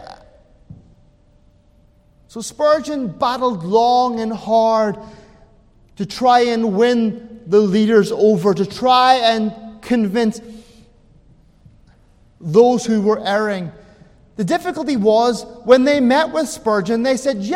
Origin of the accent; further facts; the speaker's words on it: Ireland; I'm an Irishman